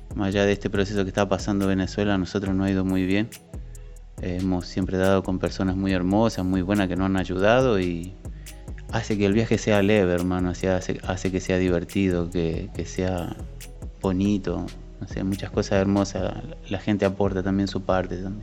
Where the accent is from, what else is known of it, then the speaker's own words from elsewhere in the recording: Argentina; moved away; soy de Argentina